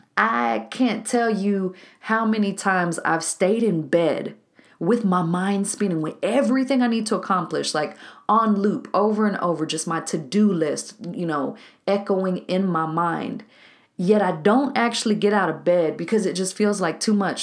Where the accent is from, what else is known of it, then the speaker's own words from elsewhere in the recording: Waco, Texas, United States; a co-working spot here in my hometown of Waco, Texas